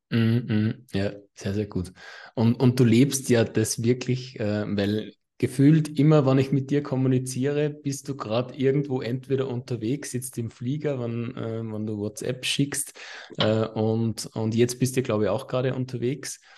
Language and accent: German; Austria; bei uns in Österreich